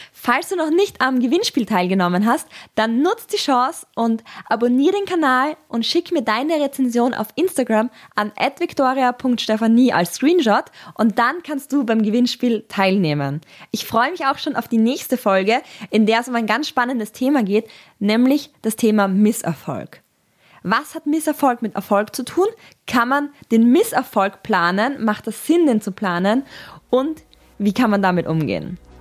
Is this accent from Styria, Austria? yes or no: yes; Graz, Styria, Austria; ich komme aus Graz